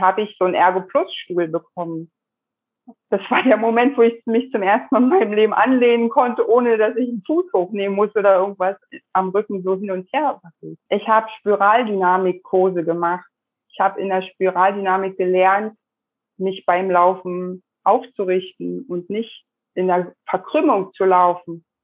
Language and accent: German; Germany; Und nun bin ich in der DDR groß geworden.